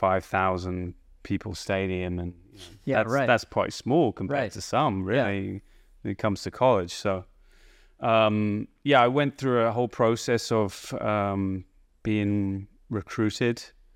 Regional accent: England, United Kingdom; now in United States; Growing up in England, we're pretty oblivious to what was going on over here in terms of college golf.

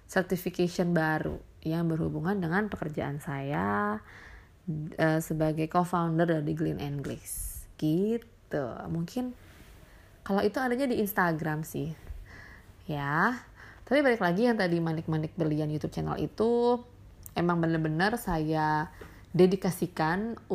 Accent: Jakarta, Indonesia; moved away as an adult; now in Bali, Indonesia; aku sebenarnya orang Bali yang lahir dan besar di Jakarta terus juga baru pindah ke Bali 2016 setelah menikah

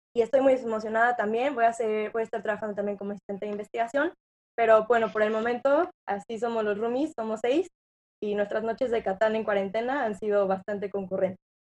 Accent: San Luis Potosí, Mexico; moved away as an adult; also born or lived in Querétaro / Monterrey; yo soy originaria de San Luis Potosí.

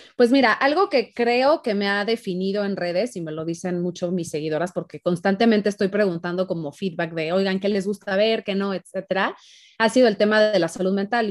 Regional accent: Guadalajara, Jalisco, Mexico; moved away as an adult; now in Mexico City, Mexico; yo soy de Guadalajara, me vine acá un rato, me regresé a Guadalajara.

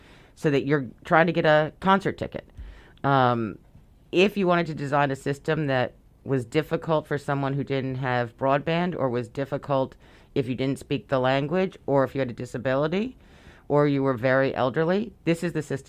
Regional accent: New York City, New York, United States; I was born and raised in Brooklyn

